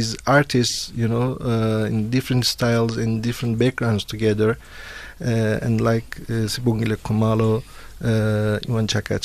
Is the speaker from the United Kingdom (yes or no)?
no; Turkey; now in South Africa; I was born in Turkey, but I've been here for many years. So I say I'm more South African than Turkish now.